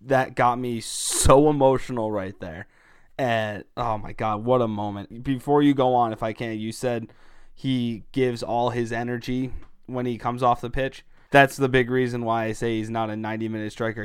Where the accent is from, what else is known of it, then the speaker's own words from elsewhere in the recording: United States; being an American, I'm all in on the U N E, U S national team, but I'm also Italian